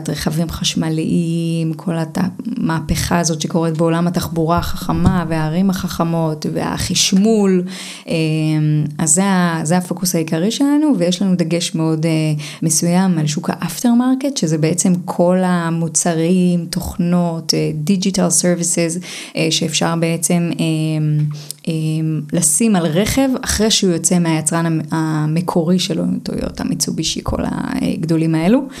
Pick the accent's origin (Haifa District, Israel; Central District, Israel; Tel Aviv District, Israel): Haifa District, Israel; Hadera; also born or lived in Romania; אז אני נולדתי ברומניה, עליתי לארץ, גדלתי בחדרה. בחדרה לא כל כך מדברים על יזמות וזה